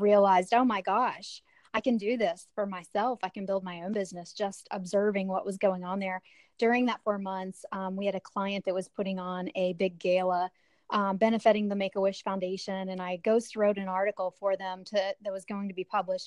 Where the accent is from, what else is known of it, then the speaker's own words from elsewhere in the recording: West Virginia, United States; we had 6 siblings from 3 different dads growing up in West Virginia